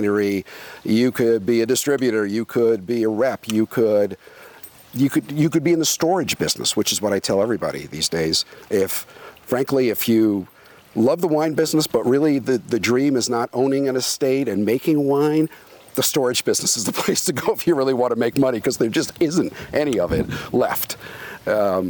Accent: New York, United States; moved away as an adult; also born or lived in France / Marin County, California; now in Oregon, United States; I'm from New York

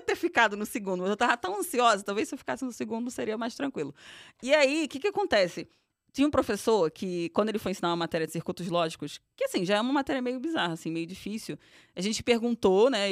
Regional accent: Rio de Janeiro, Brazil; accent: carioca; moved away as an adult; now in São Paulo, Brazil; sou carioca, venho do subúrbio do Rio de Janeiro, de Irajá.

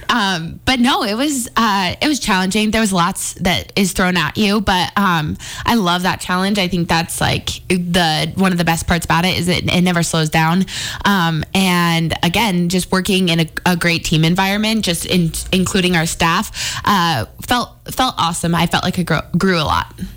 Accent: Billings, Montana, United States; moved away as an adult; now in Missoula, United States; Growing up in Billings

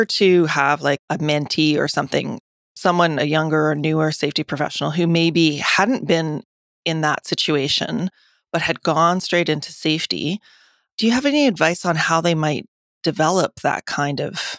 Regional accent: United States; I'm actually American.

